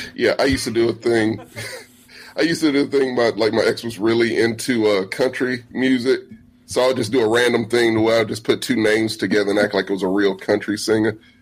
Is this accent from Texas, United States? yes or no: yes; La Grange, Texas, United States; I'm from Lagrange, home of the most famous brothel in Texas